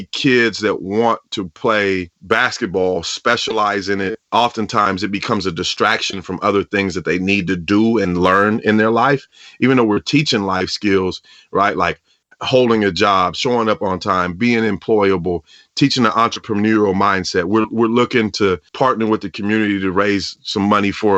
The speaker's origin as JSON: {"language": "English", "area": "the Northwest", "region": "Pacific Northwest", "country": "United States", "tie": "born or raised there", "said": "I grew up in the Northwest"}